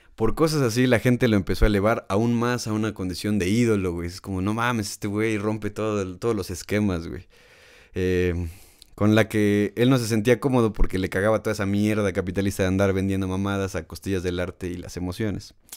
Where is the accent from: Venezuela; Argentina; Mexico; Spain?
Mexico; aquí el problema en México